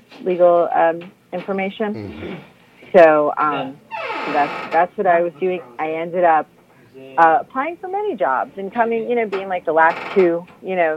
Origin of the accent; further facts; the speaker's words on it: New Jersey, United States; moved away as an adult; also born or lived in San Jose, California / Washington, D.C.; I'm from Jersey. I actually grew up in South Jersey.